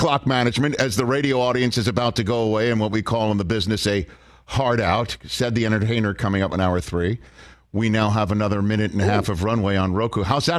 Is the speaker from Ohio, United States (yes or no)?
no; New York City, New York, United States; I'm also from Staten Island.